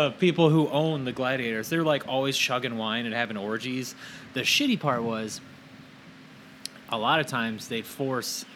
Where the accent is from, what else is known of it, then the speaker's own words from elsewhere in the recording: United States; I'm American.